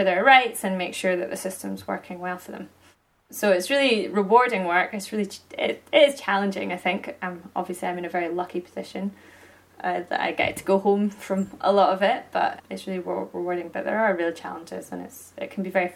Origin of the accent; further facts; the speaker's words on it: Aberdeenshire, Scotland, United Kingdom; now in Perthshire, United Kingdom; I grew up in Aberdeenshire, so essentially kind of on the other side of the Cairn Grums, and now I live in Perthshire